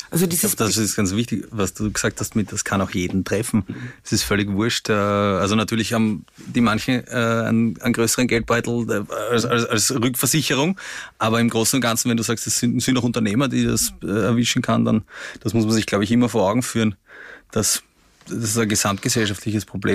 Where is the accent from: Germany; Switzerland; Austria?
Austria; Vienna; In den 90er Jahren in, in Simmering, wo ich aufgewachsen bin